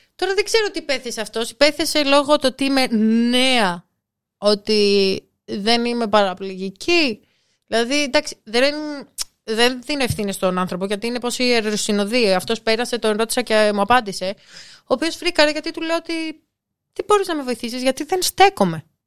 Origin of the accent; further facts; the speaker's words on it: Nafpaktos, Western Greece, Greece; Εγώ που μεγάλωσα στην Αύπακτο